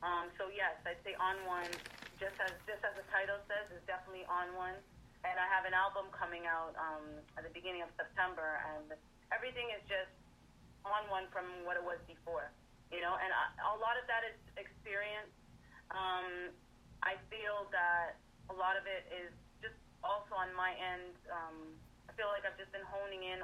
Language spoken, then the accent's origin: English; Toronto, Ontario, Canada; I was born in Toronto, so the R&B and the hip-hop was always around me, too